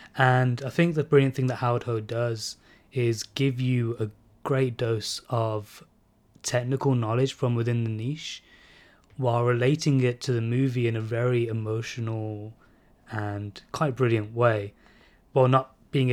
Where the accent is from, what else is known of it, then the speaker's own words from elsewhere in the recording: India; you know, I'm barely a fan of musicals, despite being Indian.